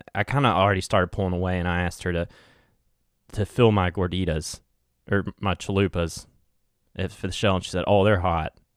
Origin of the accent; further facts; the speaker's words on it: West Virginia, United States; accent: West Virginia twang; this West Virginia little, uh, what's it called? Twang